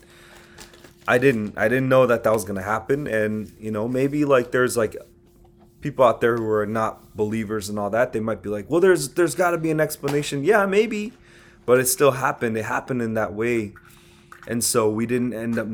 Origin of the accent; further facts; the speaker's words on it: United States; as an American